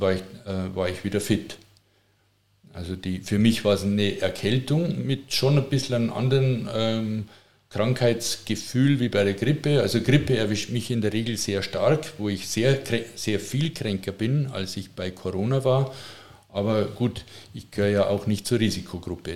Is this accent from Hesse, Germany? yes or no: no; Passau, Bavaria, Germany; accent: Bavarian; moved away as an adult; also born or lived in Regensburg / Munich; now in Tutzing, Germany; ich bin in Passau aufgewachsen. Passau ist äh, Niederbayern